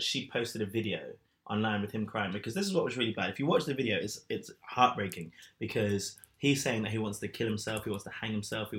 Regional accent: London, United Kingdom; I grew up in London.

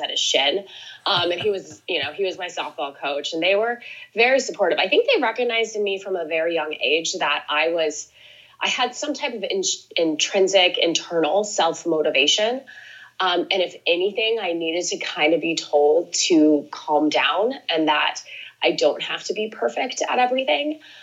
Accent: Lake Oswego, Oregon, United States; I grew up outside of Portland, Oregon

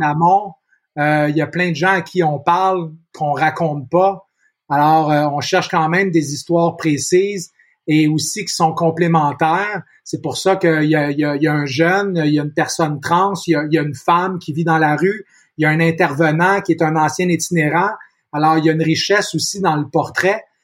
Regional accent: Montreal, Quebec, Canada; suis né ici, je suis né à Montréal, je vis encore à Montréal

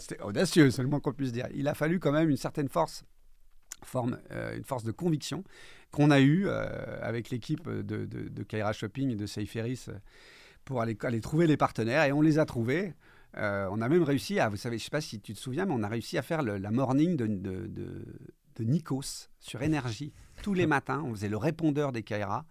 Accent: Corsica, France; Comme on dit chez nous en Corse

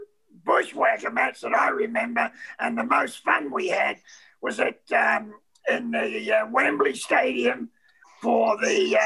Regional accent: New Zealand; I'm a Kiwi.

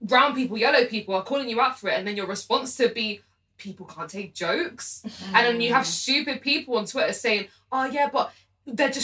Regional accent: United Kingdom; we're British, but we know where we're from.

